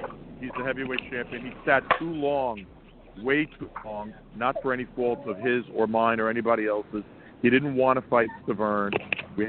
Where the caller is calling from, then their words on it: Sea Cliff, New York, United States; I'm calling from a dog park in Seacliff, New York.